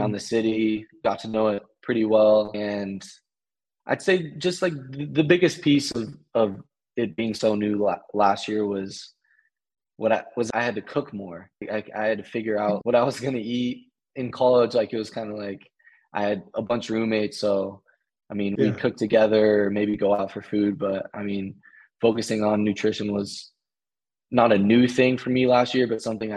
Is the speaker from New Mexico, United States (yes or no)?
no; Portland, Oregon, United States; moved away as an adult; now in Charlotte, United States; growing up in Portland, the rain and the weather really shapes you